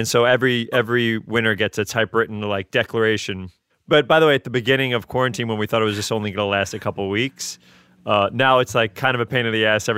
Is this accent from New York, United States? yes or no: yes; New York City, New York, United States; I'm from the Bronx.